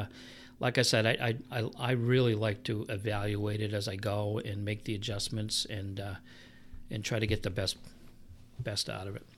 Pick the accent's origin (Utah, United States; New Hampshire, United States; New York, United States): New Hampshire, United States; Milford; moved away as an adult; also born or lived in Florida; now in New Boston, United States; I grew up in Milford